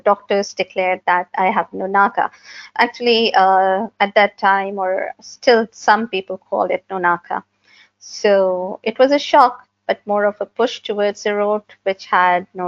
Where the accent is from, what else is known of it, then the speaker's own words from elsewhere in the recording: Pakistan; I'm from Pakistan, a GNE myopathy patient. I live in Karachi